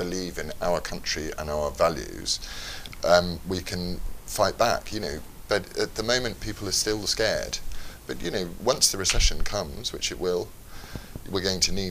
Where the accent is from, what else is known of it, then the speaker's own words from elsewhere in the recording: Leeds, Yorkshire and the Humber, United Kingdom; now in London, United Kingdom; I was born in Leeds, and then I lived in London for a bit, and then when I got married, I lived in the countryside